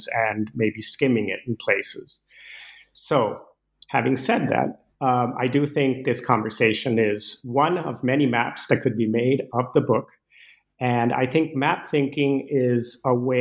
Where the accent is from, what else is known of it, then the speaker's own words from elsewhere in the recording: Caracas, Capital District, Venezuela; moved away as an adult; now in United States; I grew up in Venezuela with Danish parents, and I moved. I first set foot in the U.S. at age 18